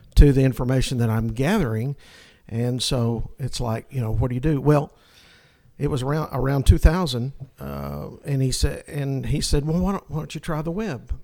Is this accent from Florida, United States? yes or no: no; North Alabama, United States; moved away; also born or lived in New Zealand; I'm from North Alabama